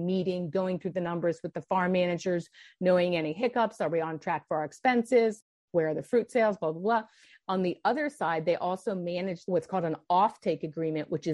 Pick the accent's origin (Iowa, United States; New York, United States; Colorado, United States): Colorado, United States; Denver; also born or lived in California; I was from Denver, Colorado